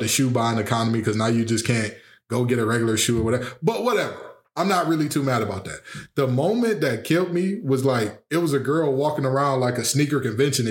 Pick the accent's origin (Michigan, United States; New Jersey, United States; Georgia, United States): Michigan, United States; Detroit; I was raised on Westmoreland and Greenfield on the mile, 7 mile that is